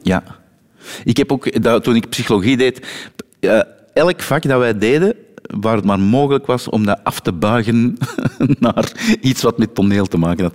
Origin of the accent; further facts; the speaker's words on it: Turnhout, Flanders, Belgium; Ik, ik ben van Turnhout, maar net tegen de grens van Oosthoven aan.